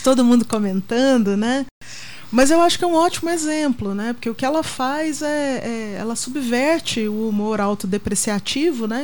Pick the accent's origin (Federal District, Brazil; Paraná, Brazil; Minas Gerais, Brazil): Minas Gerais, Brazil; moved away as an adult; now in São Paulo, Brazil; eu vim de Minas